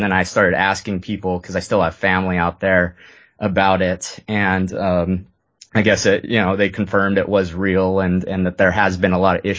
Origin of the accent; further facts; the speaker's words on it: Lewiston, Maine, United States; born there; But anyways, I was born in Lewiston, Maine